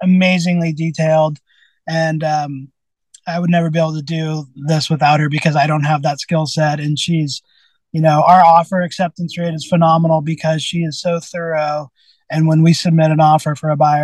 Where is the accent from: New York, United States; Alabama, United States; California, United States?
California, United States; Santa Rosa; also born or lived in Sebastopol, United States / Windsor, United States; I grew up in Santa Rosa, and then part-time in Sebastopol